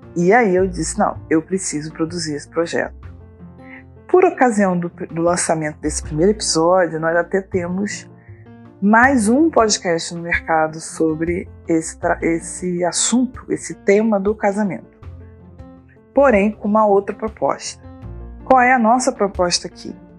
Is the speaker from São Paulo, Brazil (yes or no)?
no; Duque de Caxias, Rio de Janeiro, Brazil; also born or lived in Niterói, Brazil; eu sou do Rio de Janeiro, nasci em Duque de Caxias, atualmente moro na cidade de Niterói.